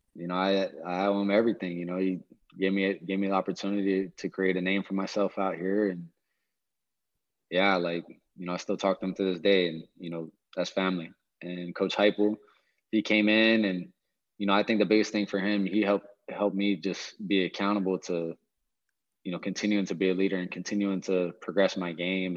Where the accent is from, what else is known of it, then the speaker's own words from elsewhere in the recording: Hawaii, United States; moved away; I was born and raised in Hawaii